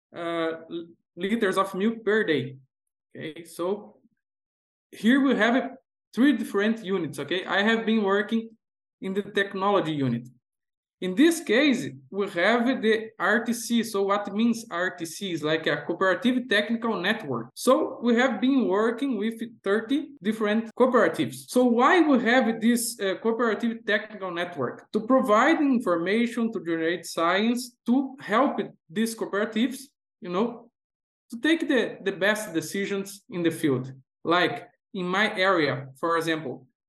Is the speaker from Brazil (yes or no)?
yes; Brazil; also born or lived in Idaho, United States; I am from Brazil